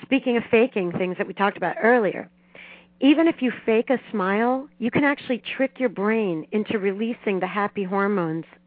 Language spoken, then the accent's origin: English; Miami, Florida, United States; I grew up in Miami